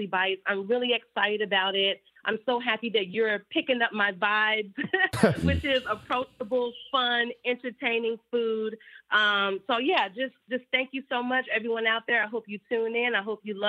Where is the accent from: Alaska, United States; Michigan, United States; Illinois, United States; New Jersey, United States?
Illinois, United States; Chicago; a fellow Chicago native, the FLOTUS, our forever FLOTUS, she, you know, saw the work that I was doing in the community of Chicago, my hometown